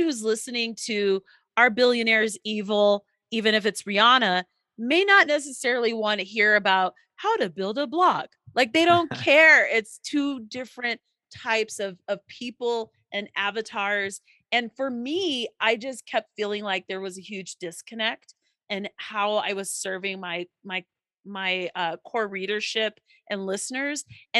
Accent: Colorado, United States; I'm from Colorado.

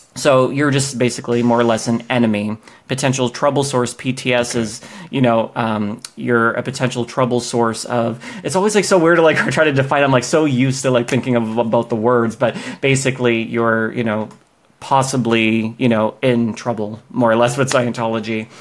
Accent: Boston, Massachusetts, United States; moved away as an adult; now in Los Angeles, United States; I grew up in Boston across the country

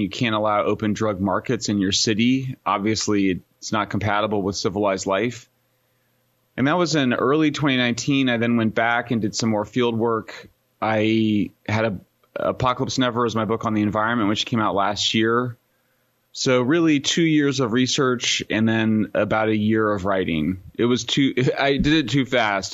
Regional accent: Greeley, Colorado, United States; now in Berkeley, United States; I am from Greeley, Colorado. Born in nineteen seventy-one

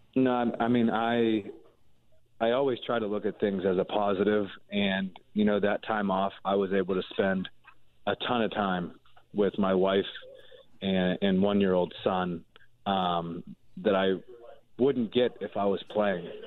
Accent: Pittsburgh, Pennsylvania, United States; I'm from Pittsburgh

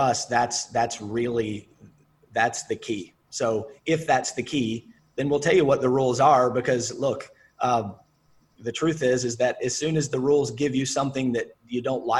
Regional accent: the South, United States; I'm from the South

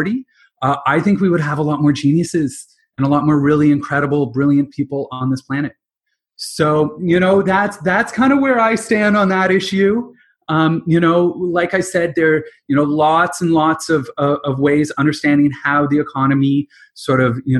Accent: London, Ontario, Canada; also born or lived in Halifax, Nova Scotia; So I'm originally from London, Ontario. I grew up with my dad in the investment industry.

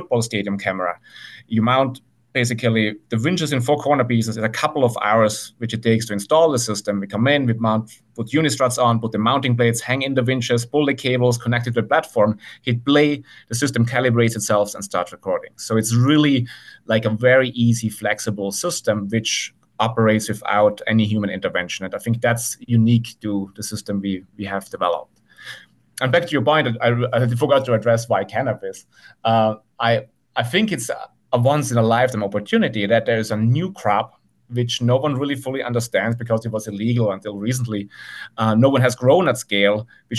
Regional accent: Italy; moved away as an adult; now in Santa Cruz, United States; I grew up in the Italian countryside and spent my summers on my auntie's farm.

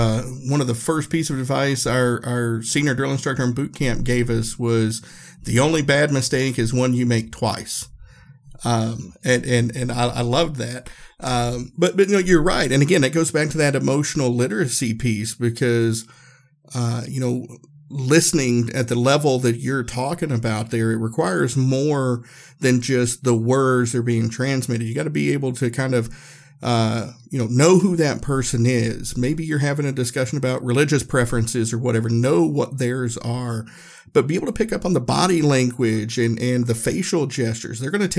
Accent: the South, United States; growing up in the South, we say y'all and folks and all that.

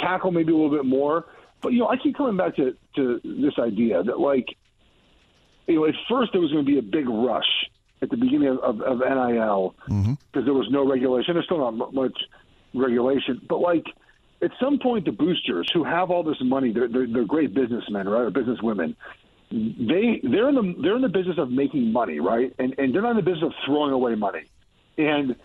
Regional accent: Los Angeles, California, United States; I grew up in Los Angeles.

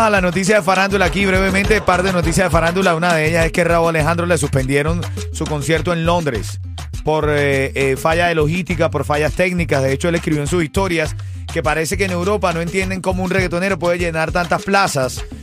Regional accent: Venezuela; yo soy venezolano

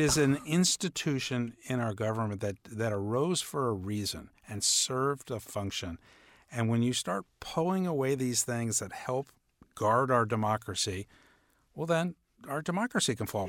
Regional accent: New York, United States; I'm from New York. I grew up a Knicks fan.

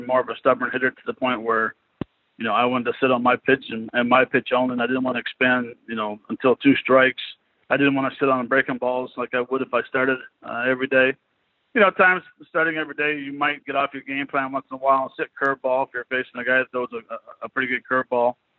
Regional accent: Montreal, Quebec, Canada; a Canadian player from Montreal

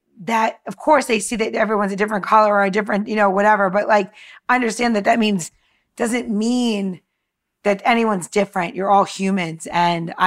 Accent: New York, United States; moved away; I came from New York.

